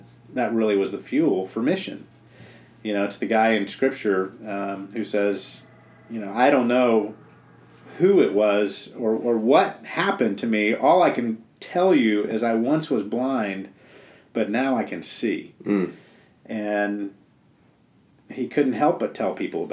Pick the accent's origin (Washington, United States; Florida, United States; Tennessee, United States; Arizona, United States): Florida, United States; South; moved away as an adult; I grew up in South Florida in the PCA